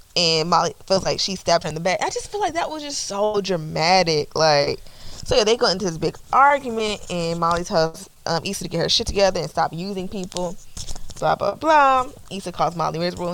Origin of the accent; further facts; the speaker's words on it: Atlanta, Georgia, United States; I'm from Atlanta